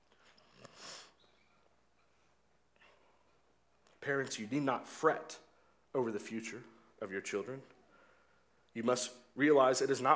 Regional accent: Oklahoma, United States; now in Kansas City, United States; I grew up in Oklahoma

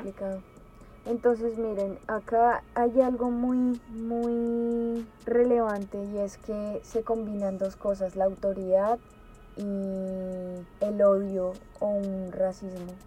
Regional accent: Colombia; moved away; yo no vivo allá

